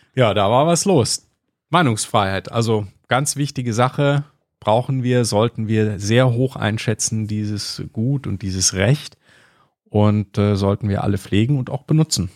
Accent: Germany; bei uns in Deutschland

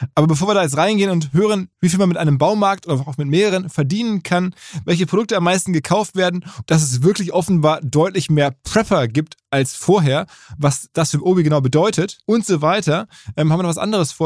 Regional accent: Essen, North Rhine-Westphalia, Germany; in Essen, wo ich herkomme

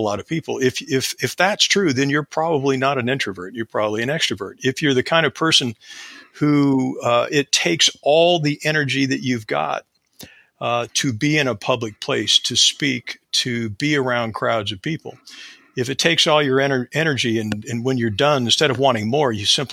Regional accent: Ohio, United States; I am from the north part of the United States in a state called Ohio

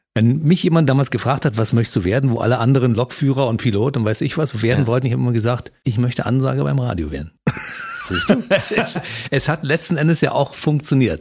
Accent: Germany; bin Deutscher

